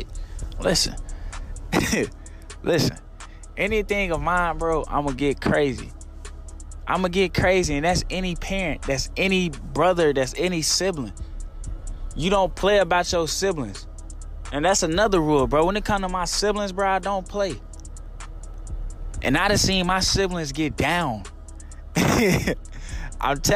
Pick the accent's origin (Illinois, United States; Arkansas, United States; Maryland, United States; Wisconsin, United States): Arkansas, United States; Little Rock; I'm from Southwest Little Rock